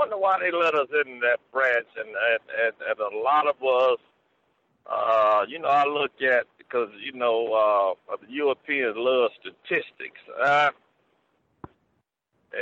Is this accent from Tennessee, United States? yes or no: no; Tuskegee, Alabama, United States; I grew up in Tuskegee, which was a college town